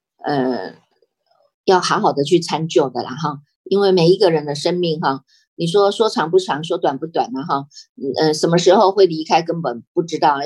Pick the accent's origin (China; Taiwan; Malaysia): Taiwan; 我们台湾人还真的是很守法哈